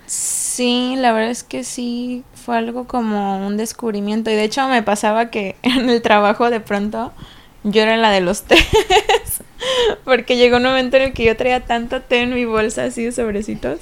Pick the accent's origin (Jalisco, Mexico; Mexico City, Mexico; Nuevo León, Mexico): Jalisco, Mexico; Puerto Vallarta; moved away as an adult; also born or lived in Morelia, Michoacán; now in Monterrey, Mexico; soy nacida en Morelia, Michoacán y crecí en Puerto Vallarta